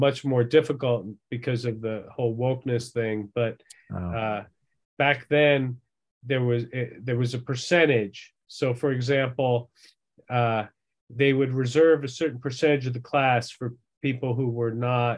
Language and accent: English; Long Island, New York, United States; moved away; also born or lived in Massachusetts; I grew up in New York